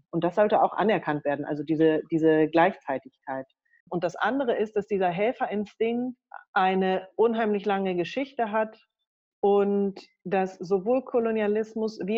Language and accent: German; Germany; German is a second language; Auch als Deutsche, das ne, ist ja noch nicht mal meine Muttersprache.